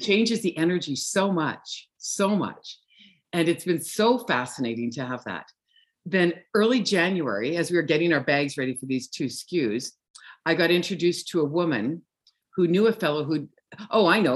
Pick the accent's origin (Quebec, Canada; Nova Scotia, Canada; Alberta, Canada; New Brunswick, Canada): Alberta, Canada; Viking; now in Kelowna, Canada; I grew up in a little town called Viking, Alberta.